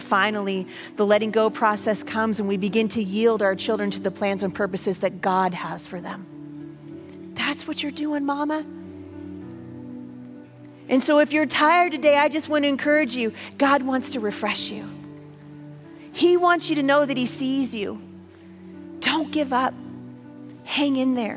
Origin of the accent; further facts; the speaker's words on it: the Northwest, Pacific Northwest, United States; I'm from the Northwest.